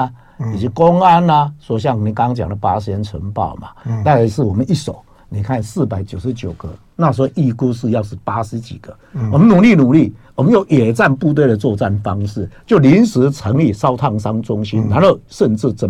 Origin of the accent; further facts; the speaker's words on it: Taiwan; 我爸爸那个荣民是这样的哈，我爸爸是，其实我不知道他是荣民啊，我是台湾人啊嘛。